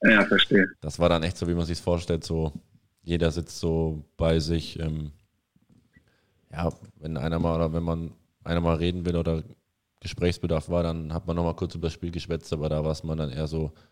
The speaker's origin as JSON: {"language": "German", "town": "Erlangen", "region": "Bavaria", "country": "Germany", "tie": "born or raised there", "moved": "yes", "said": "Das ist richtig, ja. In Bayern."}